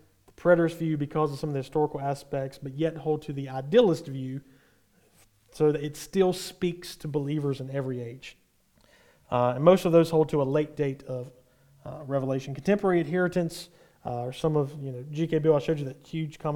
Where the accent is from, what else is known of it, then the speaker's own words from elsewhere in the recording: United States; from us as an American